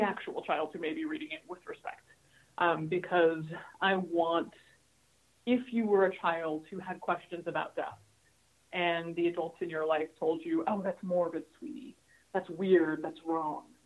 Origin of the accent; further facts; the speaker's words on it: Hawaii, United States; moved away; also born or lived in California; I grew up in Hawaii and I've spent my whole career in California